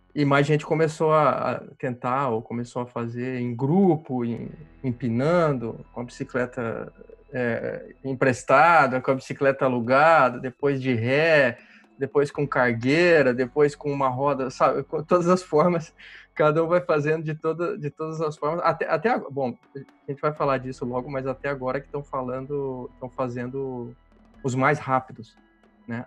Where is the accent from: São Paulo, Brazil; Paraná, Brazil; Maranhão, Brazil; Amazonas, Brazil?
Paraná, Brazil; interior of; now in Rio de Janeiro, Brazil; eu sou do Paraná, do interior do Paraná, e mudei para o Rio